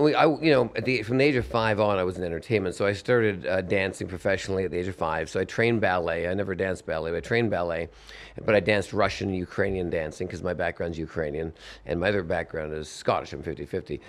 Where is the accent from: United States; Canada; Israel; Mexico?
Canada; Vancouver, British Columbia; I'm Canadian from Vancouver